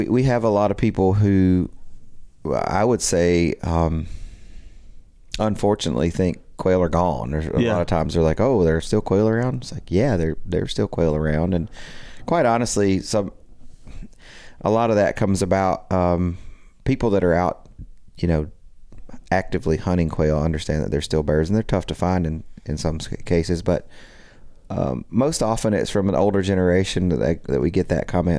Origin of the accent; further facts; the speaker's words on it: Pulaski, Tennessee, United States; That's right. That's right. Pulaski, Tennessee.